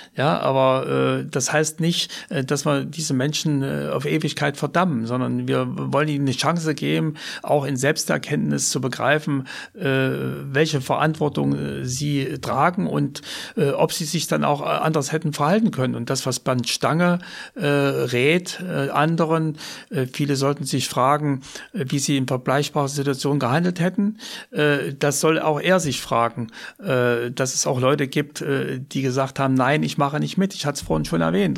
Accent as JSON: {"language": "German", "region": "East Germany", "country": "Germany", "tie": "born or raised there", "moved": "as an adult", "said": "in der DDR bleibe, weil es natürlich meine Heimat war"}